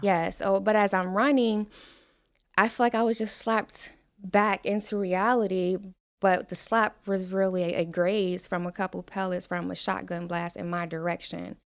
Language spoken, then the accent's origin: English; Cincinnati, Ohio, United States; moved away as an adult; now in Falls Church, Virginia, United States; I am from Cincinnati, Ohio. I grew up in some of the not so great parts of town